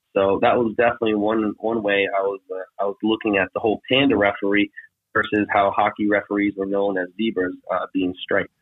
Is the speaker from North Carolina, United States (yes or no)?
yes; North Carolina, United States; moved away; living in the South, living in North Carolina at the time because my dad was in the military